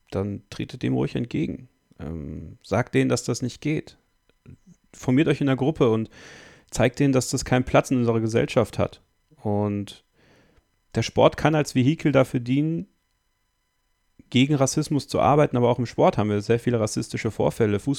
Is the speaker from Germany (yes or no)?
no; Belgium; born there; Meine Mutter kommt aus Bosnien. Mein Vater kommt aus Belgien. Ich bin in Belgien geboren, aber mit einem deutschen Pass.